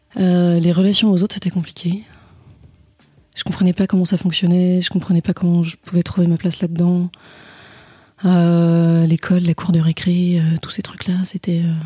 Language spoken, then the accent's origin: French; Saint-Malo, Brittany, France; j'ai grandi à Saint-Malo